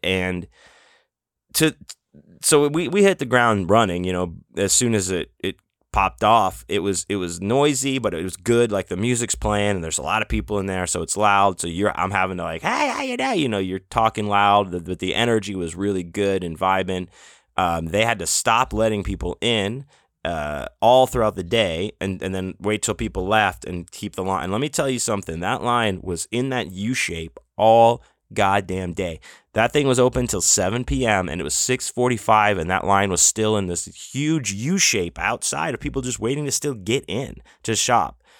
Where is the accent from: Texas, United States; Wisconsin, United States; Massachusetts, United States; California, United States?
Texas, United States; Houston; moved away; growing up in Houston and all the hurricanes and all the crazy weather